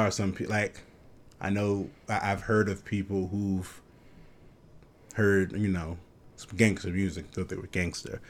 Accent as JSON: {"language": "English", "region": "New York", "country": "United States", "tie": "born or raised there", "said": "growing up in New York"}